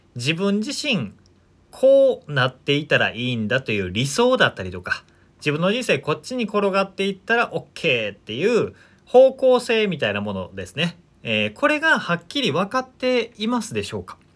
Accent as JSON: {"language": "Japanese", "region": "rural Shiga Prefecture", "country": "Japan", "tie": "born or raised there", "moved": "yes", "said": "僕、あの、滋賀県のすごく田舎出身なので"}